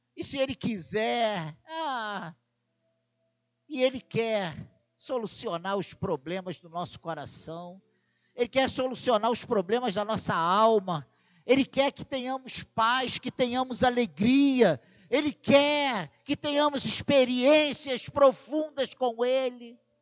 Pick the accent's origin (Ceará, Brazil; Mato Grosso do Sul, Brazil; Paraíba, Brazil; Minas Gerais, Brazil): Minas Gerais, Brazil; Barbacena; quando eu era criança, lá em Barbacena